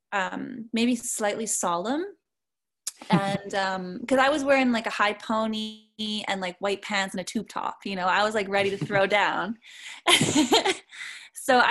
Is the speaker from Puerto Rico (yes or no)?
no; Canada; also born or lived in Montreal; being Canadian